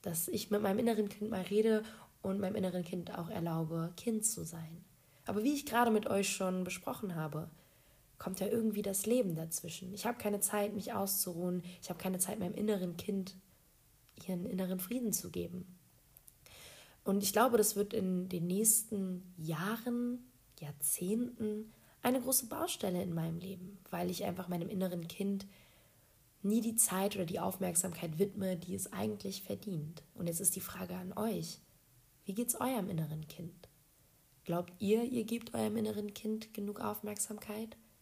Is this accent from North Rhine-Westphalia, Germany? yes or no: no; Berlin, Germany; moved away as an adult; now in Poland; ich bin eine geborene Berlinerin